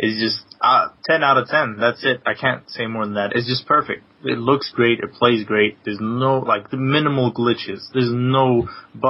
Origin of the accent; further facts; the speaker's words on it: Denmark; now in London, United Kingdom; I'm from London, but originally from Denmark